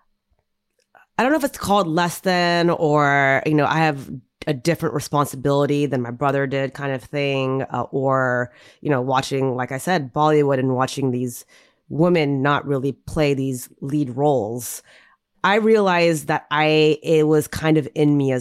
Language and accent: English; United States; growing up and being an Indian American girl